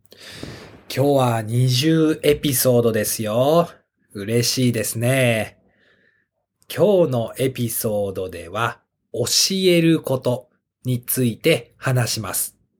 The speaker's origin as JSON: {"language": "Japanese", "country": "Japan", "tie": "born or raised there", "said": "私は日本で生まれて日本で育って英語を勉強して上手になりました"}